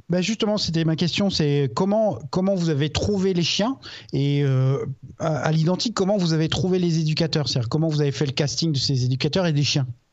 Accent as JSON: {"language": "French", "area": "Alsace", "region": "Grand Est", "country": "France", "said": "à la base je suis alsacien"}